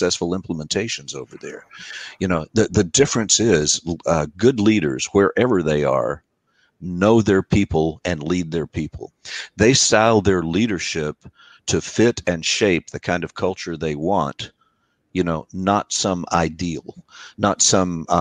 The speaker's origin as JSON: {"language": "English", "country": "United States", "said": "I'm an American and I speak four."}